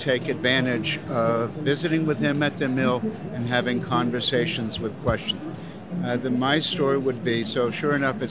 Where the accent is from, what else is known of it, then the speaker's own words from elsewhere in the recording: Chicago, Illinois, United States; I'm a straniero, a foreigner. I'm from Chicago, and I'm going to make a Neapolitan pizza for you.